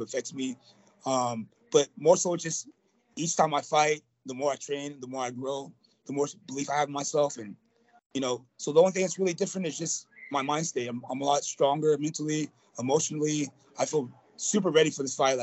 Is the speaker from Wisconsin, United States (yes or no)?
no; Placentia, California, United States; also born or lived in Great Falls, Montana; I'm a Cali boy, man. I was raised in California. I came out to California when I was like 4 years old